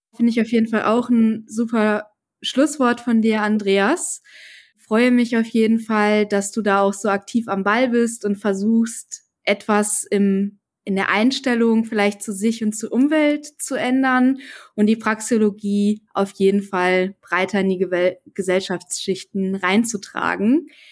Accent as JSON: {"language": "German", "region": "North Rhine-Westphalia", "country": "Germany", "said": "ich komme aus NRW"}